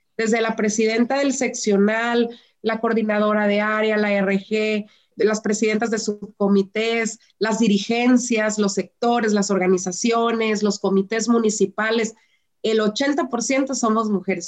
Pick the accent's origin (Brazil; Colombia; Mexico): Mexico; Las mujeres somos el motor de México